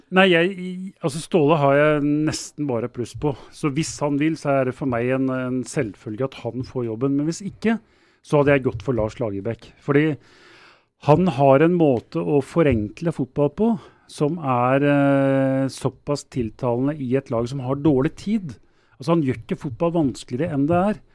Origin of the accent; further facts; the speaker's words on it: Oslo, Norway; jeg er fra Groruddalen, og der eh, dyrker vi outsidere